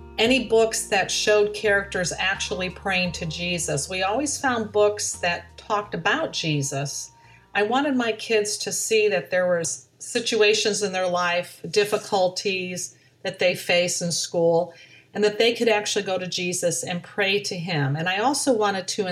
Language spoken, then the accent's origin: English; Aurora, Ohio, United States; now in Florida, United States; grew up in Aurora, Ohio, which is a small suburb of Cleveland, Ohio.